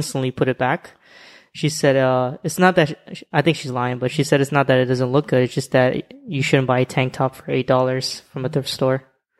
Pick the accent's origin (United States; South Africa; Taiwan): United States; Florida; moved away as an adult; now in New York, United States; In Florida, I'm from Florida. And I've never wore or represented Florida in my clothing. But when moving to New York, I'm like, it's the opposite over here.